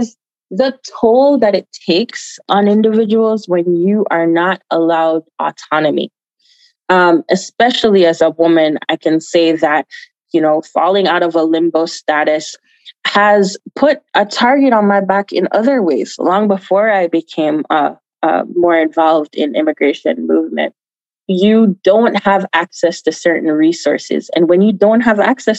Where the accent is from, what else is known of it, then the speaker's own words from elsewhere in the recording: Jamaica; now in United States; I was born in Jamaica. I was born in Jamaica. I migrated here quite some time ago and went to school here in the United States.